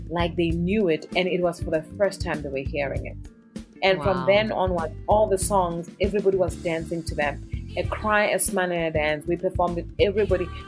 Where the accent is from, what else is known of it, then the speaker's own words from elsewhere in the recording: South Africa; It's confidence in who you are as a South African artist. The power, our sound, not even our music, our mm-hmm. sound, our colors of the clothing, the food we eat, our language, you know.